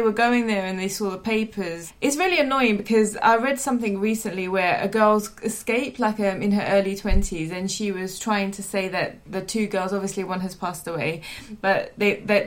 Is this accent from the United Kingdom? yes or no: yes; London, United Kingdom; I'm from East London